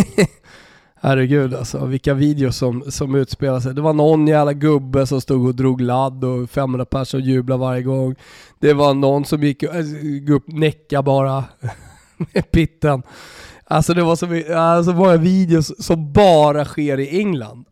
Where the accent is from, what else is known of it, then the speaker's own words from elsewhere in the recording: Sweden; moved away as an adult; also born or lived in Italy / Austria; som svensk